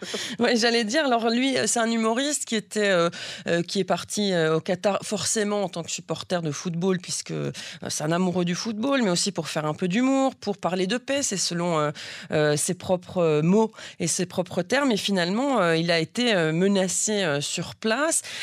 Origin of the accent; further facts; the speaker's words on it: Belgium; je suis belge